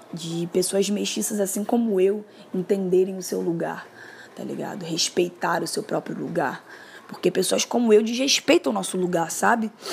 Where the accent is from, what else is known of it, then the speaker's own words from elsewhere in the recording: Rio de Janeiro, Brazil; sou moradora do Complexo do Alemão aqui do Rio de Janeiro. E desde que eu me entendo por gente, eu sou carioca